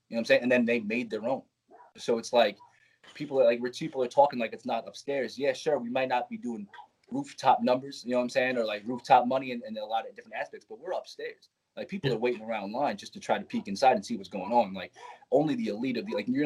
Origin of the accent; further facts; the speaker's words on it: Nassau County, Long Island, New York, United States; we're from, I'm from Nassau